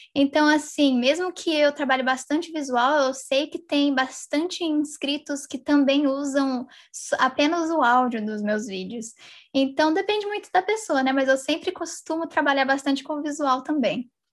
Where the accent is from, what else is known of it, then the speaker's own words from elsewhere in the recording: São José dos Campos, São Paulo, Brazil; now in United States; eu sou da cidade de São José dos Campos, mas atualmente eu estou morando nos Estados Unidos